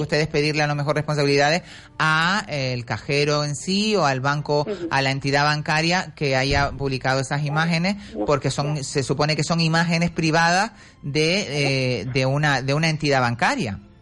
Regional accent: Canary Islands, Spain; somos canarios

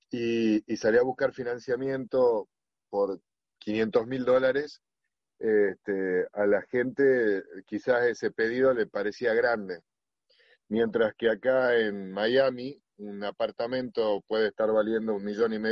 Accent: Tucumán, Argentina; moved away; Eh, yo particularmente, siendo un tucumano que, fui exportado al mundo, me di cuenta de que eh, parte del éxito de mi compañía fue estar en los lugares adecuados con la gente adecuada.

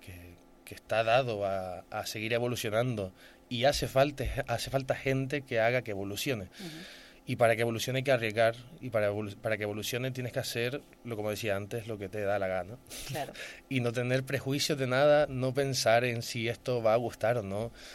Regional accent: Gran Canaria, Canary Islands, Spain; soy de Gran Canaria

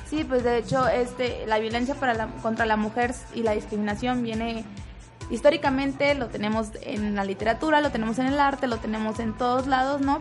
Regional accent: Chihuahua, Mexico; moved away as an adult; now in Guadalajara, Mexico; llevo dos meses en Guadalajara, yo soy de Chihuahua.

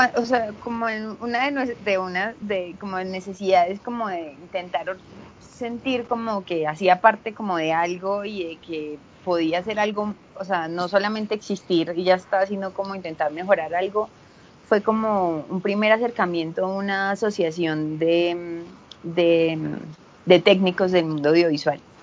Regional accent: Medellín, Antioquia, Colombia; also born or lived in Spain; yo soy de Medellín

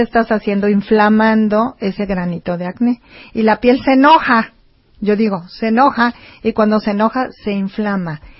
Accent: Mexico; somos mexicanos

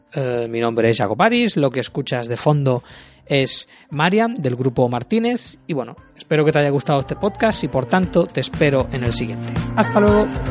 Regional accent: Canary Islands, Spain; now in Tallinn, Estonia; yo que vengo precisamente de las Islas Canarias

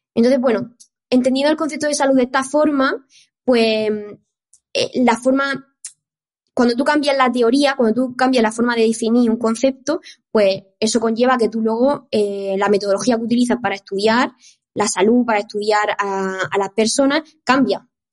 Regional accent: Murcia, Region of Murcia, Spain; moved away as an adult; now in Barcelona, Spain; soy de Murcia, entonces yo empecé a estudiar la carrera de ciencia del deporte ahí en Murcia

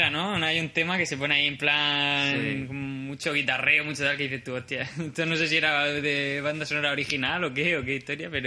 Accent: Madrid, Community of Madrid, Spain; Yo también se supone que soy de Madrid.

